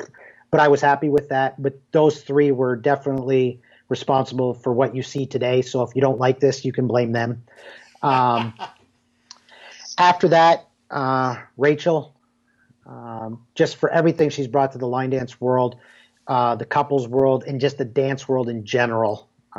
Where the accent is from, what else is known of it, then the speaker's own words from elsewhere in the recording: Canada; Yeah, for everybody that knows me, obviously I'm Canadian.